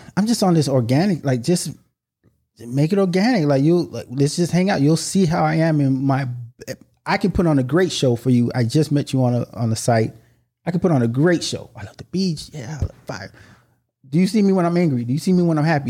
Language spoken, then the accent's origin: English; United States; I was born in America